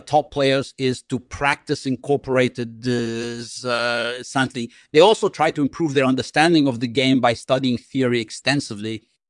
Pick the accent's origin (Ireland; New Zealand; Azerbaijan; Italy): Azerbaijan; Baku; born there; I was born on December 26th, 1963 in Baku, Azerbaijan, which is now part of the Republic of Azerbaijan.